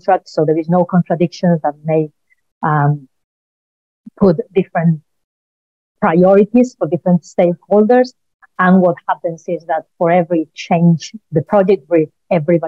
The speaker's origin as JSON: {"language": "English", "country": "Spain", "moved": "yes", "lives_now": "United Kingdom", "said": "I'm originally from Spain, as surely you can tell from my accent"}